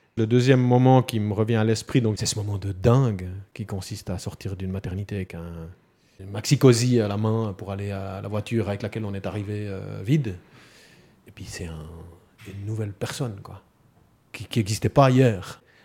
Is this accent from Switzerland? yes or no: yes; Neuchâtel, Switzerland; also born or lived in Fribourg canton; J'ai grandi et vécu dans le canton de Neuchâtel, dans des petits villages au bord du lac.